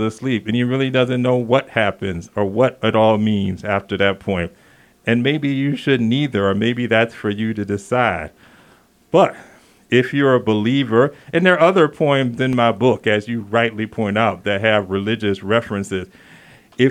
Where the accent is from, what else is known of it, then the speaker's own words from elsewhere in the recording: the South, United States; moved away as an adult; now in Santa Fe, United States; I'm originally from the South, and I've been here 12 years